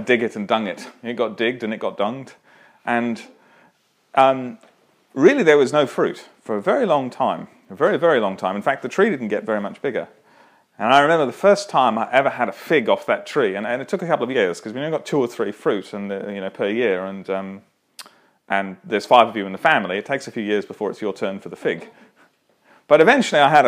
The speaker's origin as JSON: {"language": "English", "town": "Toowoomba", "region": "Queensland", "country": "Australia", "tie": "born or raised there", "said": "I grew up in Toowoomba"}